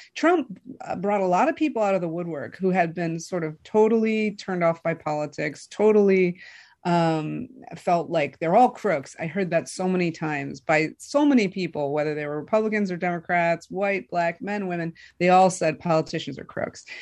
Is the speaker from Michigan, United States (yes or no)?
yes; Michigan, United States; I'm from Michigan. I grew up in Michigan